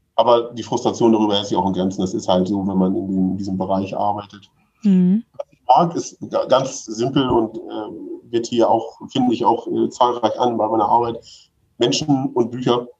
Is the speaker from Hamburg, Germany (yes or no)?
yes; Hamburg, Germany; ich aus Hamburg, ich, also bin schon so ein bisschen Stadtkind